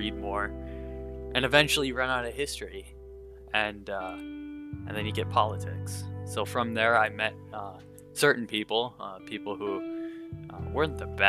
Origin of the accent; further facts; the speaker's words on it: Minnesota, United States; So I was born in the Midwest, Minnesota. I've lived here my entire life, and I just live in the Twin Cities metro.